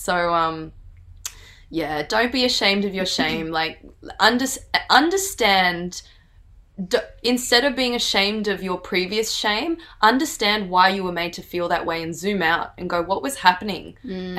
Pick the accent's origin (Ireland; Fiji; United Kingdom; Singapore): Fiji; I remember there's this group of Fiji Indians, and I'm Fiji Indian, and I walked past them. I can't speak the language.